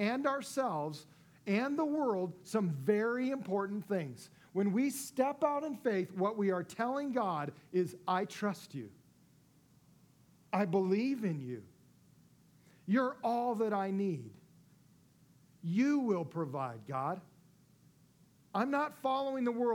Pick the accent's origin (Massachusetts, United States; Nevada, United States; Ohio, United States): Nevada, United States; Las Vegas; my hometown of Las Vegas